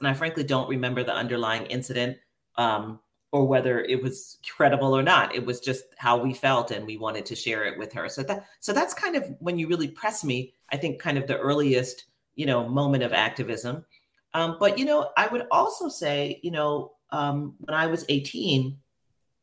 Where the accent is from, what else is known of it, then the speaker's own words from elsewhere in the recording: New York City, New York, United States; I grew up in Queens, New York